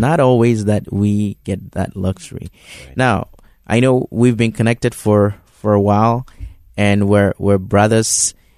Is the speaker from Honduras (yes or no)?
no; Ghana; moved away; Reverend Mark and I um, go all the way back to high school, and um, you know, growing up in Ghana